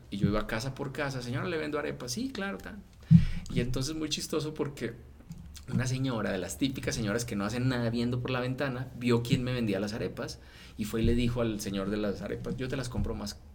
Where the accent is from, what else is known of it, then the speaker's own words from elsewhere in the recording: Mexico; no, no, soy mexicano o sea, neta, soy mexicano, o sea, yo voy a Colombia y me siento como como un turista.